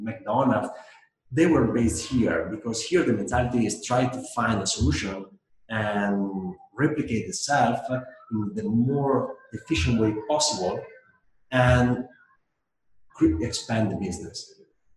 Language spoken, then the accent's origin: English; Italy; moved away; I grew up in Italy, which is a completely different mentality from other countries